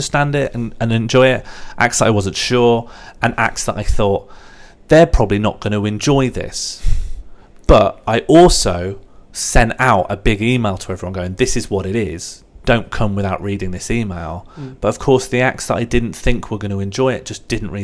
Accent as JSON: {"language": "English", "town": "Birmingham", "region": "West Midlands", "country": "United Kingdom", "said": "I'm from Birmingham as well, so if I talk slowly and without emphasis, there's sort of an annoying overlap in some parts of the accent"}